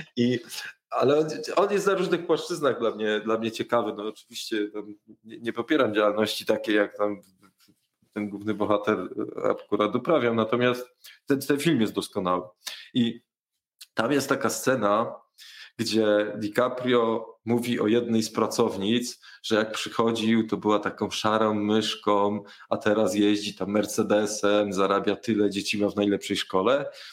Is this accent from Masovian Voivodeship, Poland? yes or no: yes; Warsaw, Masovian Voivodeship, Poland; jestem z Warszawy